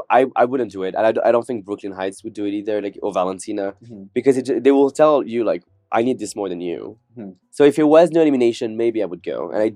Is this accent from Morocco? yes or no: yes; Morocco; moved away as an adult; also born or lived in France / Caribbean; I was born in France, but when I was six, I moved to the Caribbean for 7 years. Then I moved to Morocco for 7 years, which are both countries that speak French as well. But when I went back to France when I was 18